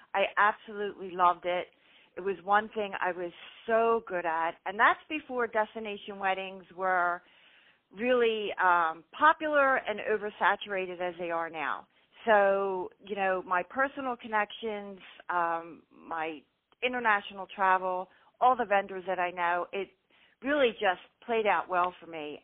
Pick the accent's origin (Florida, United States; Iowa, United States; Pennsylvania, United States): Pennsylvania, United States; Philadelphia; born and raised in Philly, Philly girl